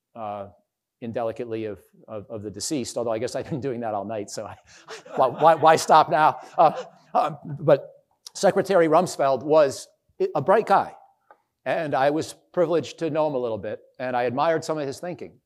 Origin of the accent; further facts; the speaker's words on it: Canandaigua, New York, United States; my hometown in, uh, Canandaigua, New York